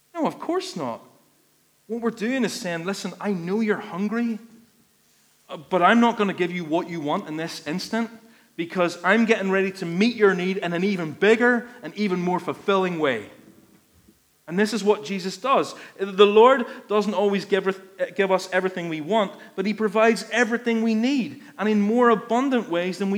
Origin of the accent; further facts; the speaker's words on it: Ballymena, Northern Ireland, United Kingdom; I'm from Ballymena and I'm stingy.